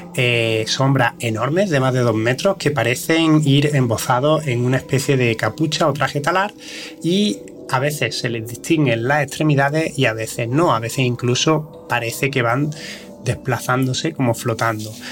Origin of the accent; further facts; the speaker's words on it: province of Córdoba, Andalusia, Spain; aquí en la provincia de Córdoba se han dado, de que de donde yo procedo